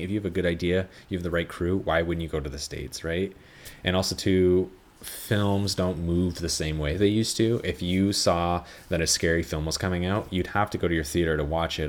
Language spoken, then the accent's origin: English; Canada; being a Canadian is like being a Jew